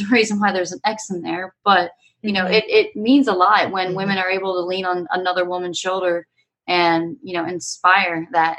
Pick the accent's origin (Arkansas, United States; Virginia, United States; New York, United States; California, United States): Virginia, United States; now in Colorado, United States; I grew up in Virginia